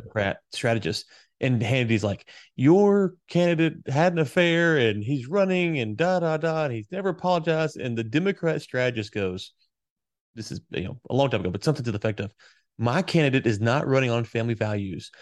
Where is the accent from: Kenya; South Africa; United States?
United States; the South; I grew up in the South